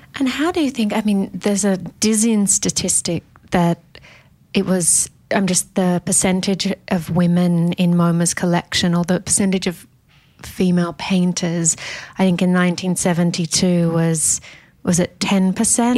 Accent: Sydney, New South Wales, Australia; growing up in Sydney

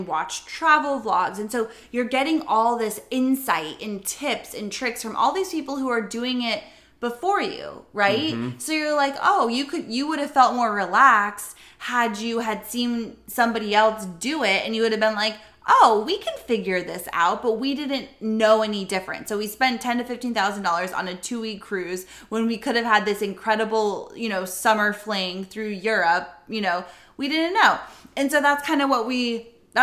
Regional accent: Florida, United States; we're from Florida

